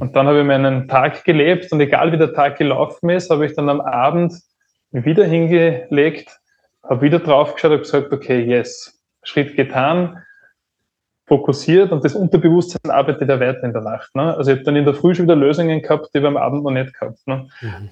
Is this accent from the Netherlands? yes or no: no; Upper Austria, Austria; geboren in Oberösterreich